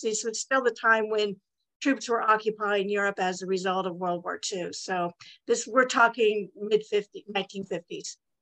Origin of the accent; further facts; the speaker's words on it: Santa Monica, California, United States; I was born in Santa Monica, California. I'm a native Californian